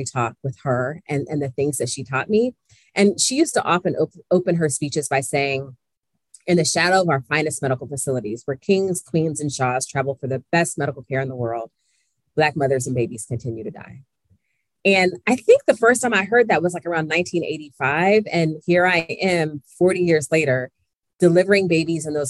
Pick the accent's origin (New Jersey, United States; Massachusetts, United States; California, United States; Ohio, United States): Ohio, United States; Columbus; my story begins in Columbus, Ohio, my hometown.